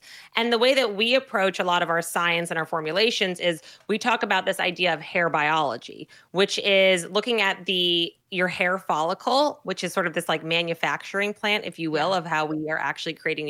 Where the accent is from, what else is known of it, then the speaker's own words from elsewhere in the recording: New Jersey, United States; I'm from New Jersey, right? We're the Garden State, believe it or not.